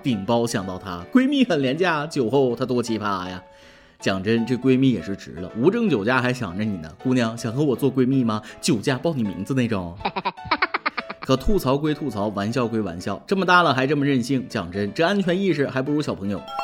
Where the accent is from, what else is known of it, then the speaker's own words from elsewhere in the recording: Shandong, China; 我不是北京的，我是山东的。